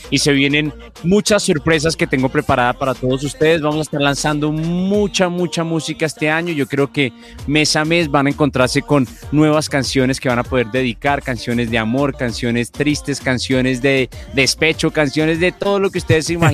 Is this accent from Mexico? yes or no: no; Colombia; como buen colombiano